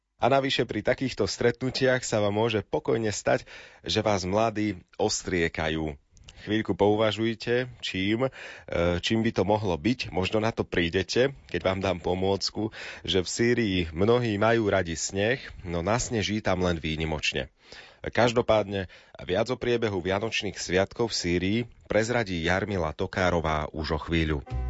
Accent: Slovakia; u nás na Slovensku

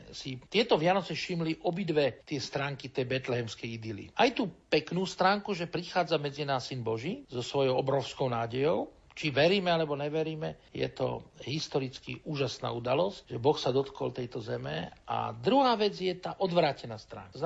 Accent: Žilina Region, Slovakia; A ja som bol z dediny, z Liptova, krásne.

